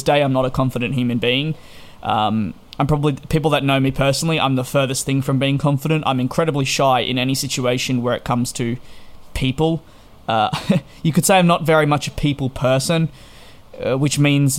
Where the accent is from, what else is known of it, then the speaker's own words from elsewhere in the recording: Australia; moved away as an adult; now in United Kingdom; So at 18 years of age, I moved from Australia, having lived there for 18 years, to go on a 2-year visa to the United Kingdom.